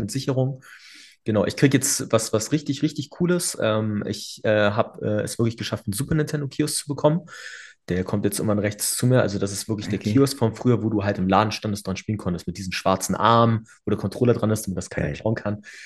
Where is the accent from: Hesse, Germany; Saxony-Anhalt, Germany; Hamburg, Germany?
Hamburg, Germany; also born or lived in Bavaria; bin ich damals aufgewachsen in der Eimsbüttel